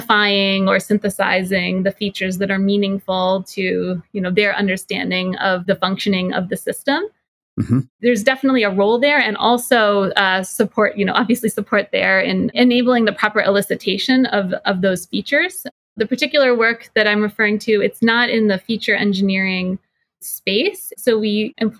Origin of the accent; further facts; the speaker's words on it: New Jersey, United States; now in Boston, United States; I'm originally from New Jersey